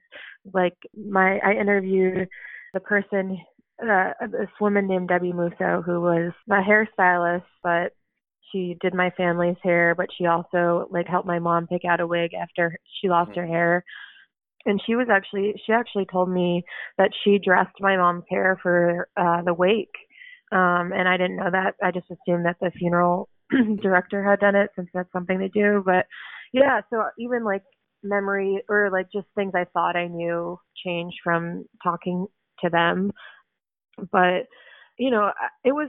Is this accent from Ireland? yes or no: no; Oak Park, Illinois, United States; also born or lived in Chicago; I live in Chicago and I grew up in Oak Park, so it's only like 20 minutes away